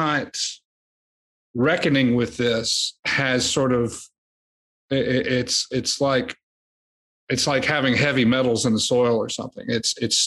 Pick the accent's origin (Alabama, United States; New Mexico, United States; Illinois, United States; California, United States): Alabama, United States; South; I grew up in South Alabama.